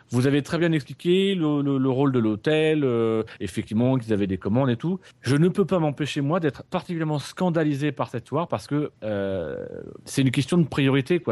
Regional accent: France; chez nous en France

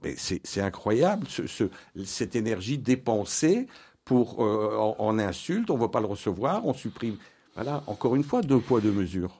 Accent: Belgium; notre pays, la, Belgique

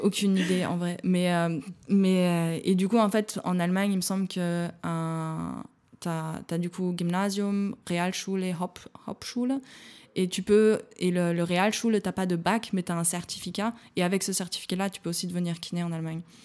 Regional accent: Jura mountains, Bourgogne-Franche-Comté, France; moved away as an adult; also born or lived in Chambéry; now in Berlin, Germany; moi je viens des montagnes du Jura, je suis pas loin des Alpes. Quand j'étais gamine, euh, c'était normal qu'il fasse moins 20

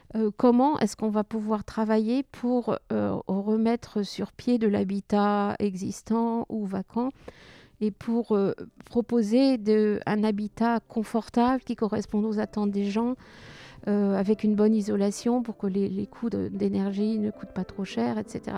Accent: Touraine, Centre-Val de Loire, France; now in Tessy-Bocage, France; je suis originaire de Touraine, dans un village qui était à peu près aussi grand que Tessy

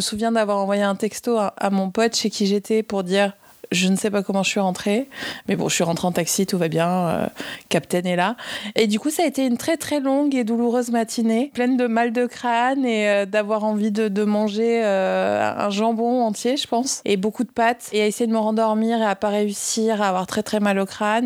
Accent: France; now in Paris, France; je viens des Pyrénées

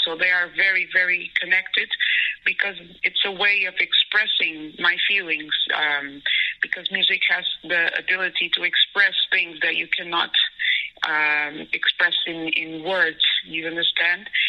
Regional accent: Portugal; I grew up in Portugal as well, listening to Lusophone music

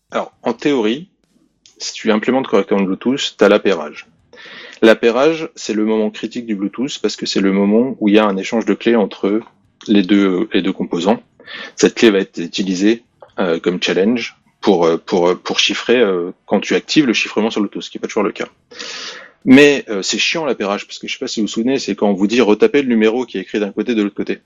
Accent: France; now in England, United Kingdom; je suis français, ça ok, mais je vis en Angleterre

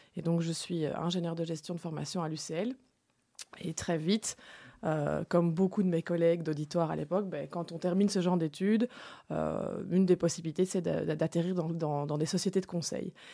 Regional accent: Enghien, Wallonia, Belgium; now in Brussels, Belgium; j'habite à Bruxelles, mais je suis originaire d'Anguin, hein, donc une ville dans le Hainaut qui est sur la frontière

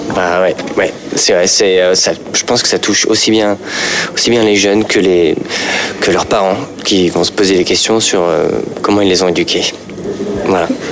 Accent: Paris, Île-de-France, France; je suis parisien, je suis plutôt bobo

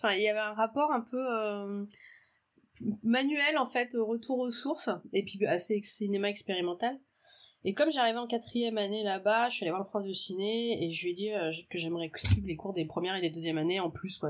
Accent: Auray, Brittany, France; also born or lived in Paris; now in Rennes, France; je suis née à Auray et j'ai grandi à Auray, dans le Morbihan

